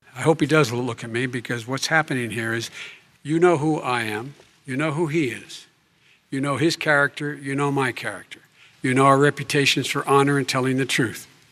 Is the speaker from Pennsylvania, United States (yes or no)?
yes; Scranton, Pennsylvania, United States; moved away; also born or lived in Claymont, Delaware; I grew up in Scranton and Claymont